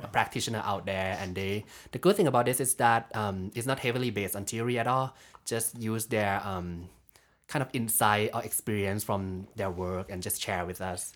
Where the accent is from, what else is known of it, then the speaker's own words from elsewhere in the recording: Bangkok, Thailand; moved away as an adult; I'm from Thailand. So, um, been living in Bangkok for my, like, whole life